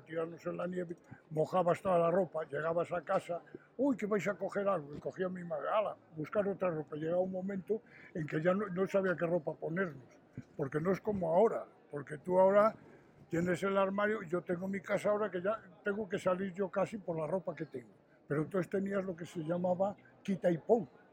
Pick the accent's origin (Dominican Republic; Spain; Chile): Spain; Astorga, Castile and León; Yo nací aquí en Astorga, nací en la calle Conde Altamira, que es donde teníamos nosotros el taller